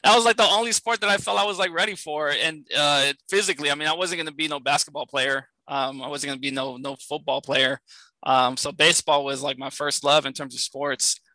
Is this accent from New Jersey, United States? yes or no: no; San Francisco, California, United States; I grew up in San Francisco, California